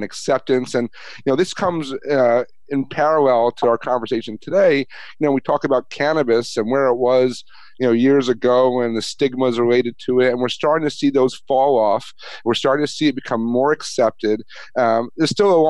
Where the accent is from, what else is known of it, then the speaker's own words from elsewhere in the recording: New York, United States; I grew up in New York.